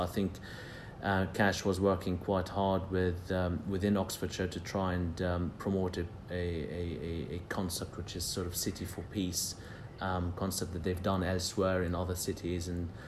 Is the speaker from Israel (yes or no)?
yes; Jerusalem, Jerusalem District, Israel; And I grew up in Jerusalem in a conflict zone, and peace couldn't be more important.